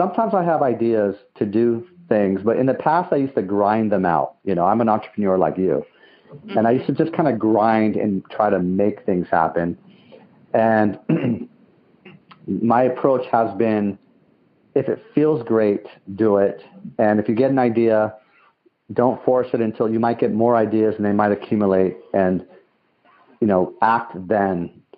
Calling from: San Bruno, California, United States; I'm calling from San Bruno, California.

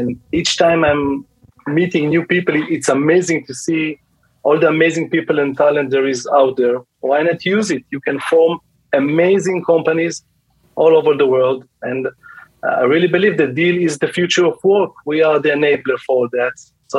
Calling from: Tel Aviv District, Israel; So I'm nearby Tel Aviv in Israel.

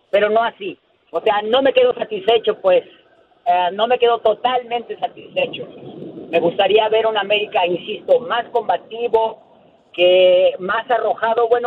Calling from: McAllen, Texas, United States; de McAllen.

